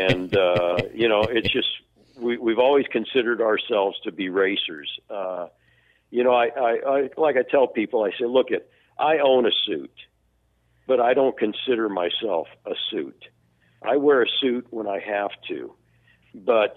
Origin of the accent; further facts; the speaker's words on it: Florida, United States; I was born in Florida, so I'm a Floridian